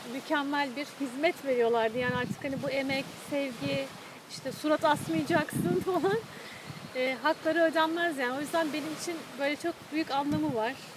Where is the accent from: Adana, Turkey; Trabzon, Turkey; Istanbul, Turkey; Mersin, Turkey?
Istanbul, Turkey; benim de çocukluğum Bakırköy'de geçti